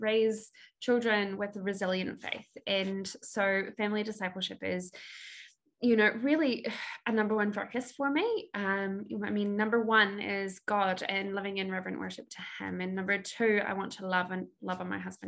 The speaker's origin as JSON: {"language": "English", "country": "New Zealand", "said": "I am from New Zealand."}